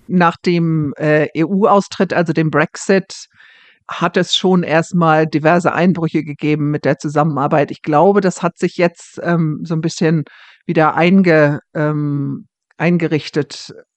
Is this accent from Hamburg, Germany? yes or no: yes; Hamburg, Germany; moved away as an adult; now in Scotland, United Kingdom; Ich komme ja aus Hamburg